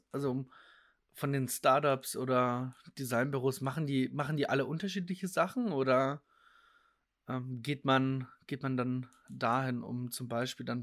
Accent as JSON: {"language": "German", "country": "Germany", "said": "Typografisch äh, bringt das natürlich nochmal ganz neue, ähm, neue Zeichen auf, jetzt so als Deutscher."}